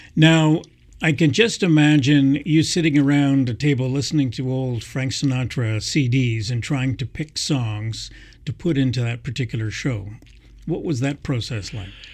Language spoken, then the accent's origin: English; Montreal, Quebec, Canada; now in Kingston, Canada; I grew up in Montreal as well